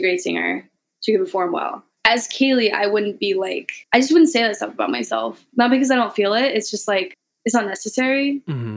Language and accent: English; Missouri, United States; moved away; coming from Missouri, literally living in a trailer park